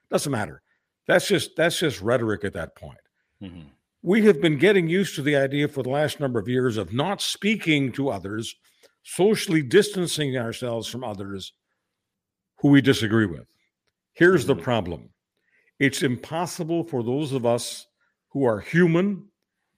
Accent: Canada; we're just Canadian lads

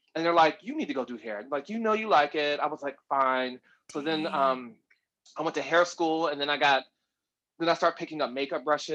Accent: Ohio, United States; moved away as an adult; now in New York, United States; I'm originally from Ohio

